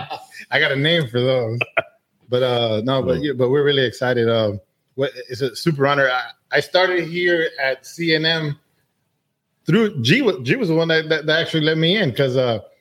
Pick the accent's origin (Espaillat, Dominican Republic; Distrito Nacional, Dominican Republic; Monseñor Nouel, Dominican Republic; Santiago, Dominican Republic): Santiago, Dominican Republic; Santiago de los Caballeros; also born or lived in Alabama, United States; now in Georgia, United States; I grew up in the south side of Dominican, actually in the north side. I was born in Santiago, in El Valle del Cibao, la cuna del tabaco puro, which means it's the where tobacco was created.